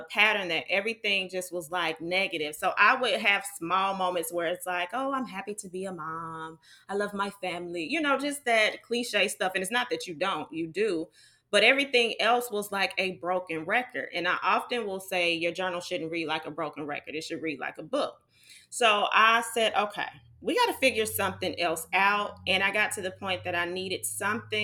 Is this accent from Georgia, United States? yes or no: yes; Georgia, United States; I am Georgia bred. I'm from Georgia.